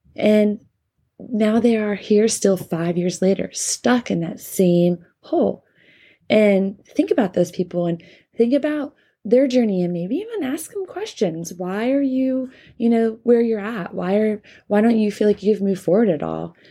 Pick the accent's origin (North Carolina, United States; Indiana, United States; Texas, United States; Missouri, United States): North Carolina, United States; my home state of North Carolina